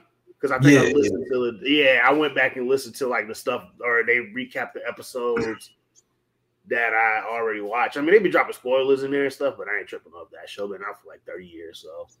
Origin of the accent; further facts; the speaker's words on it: Florida, United States; First off, you know I'm from Florida.